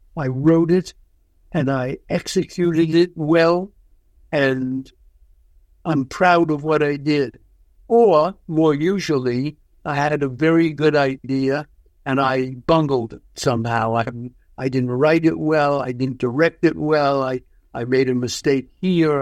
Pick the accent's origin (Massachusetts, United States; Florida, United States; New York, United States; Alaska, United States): New York, United States; I grew up in New York. I've lived my whole life in New York, so of course it's home to me